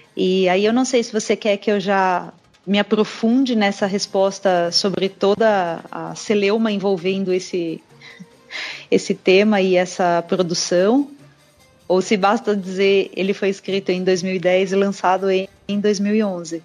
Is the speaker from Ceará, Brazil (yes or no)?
no; São Paulo, Brazil; Eu sou nascida e criada em São Paulo